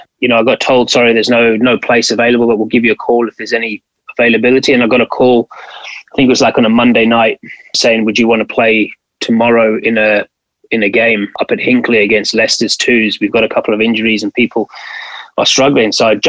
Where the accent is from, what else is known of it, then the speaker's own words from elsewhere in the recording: Western Cape, South Africa; moved away as an adult; now in England; when I was growing up in South Africa